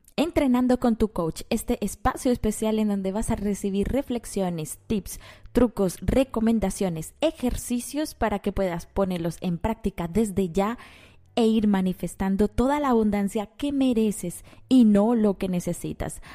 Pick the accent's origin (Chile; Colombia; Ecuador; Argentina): Colombia; moved away; Yo soy colombiana de nacimiento eh, y adoro mi tierra